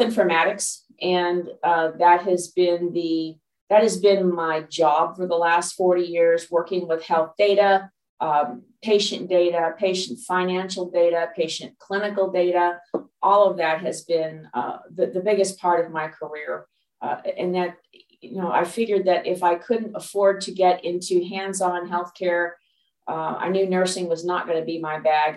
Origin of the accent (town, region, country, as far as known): Los Angeles, California, United States; born or raised there; moved away as an adult; also born or lived in Dallas, Texas; now in Pacific Northwest, United States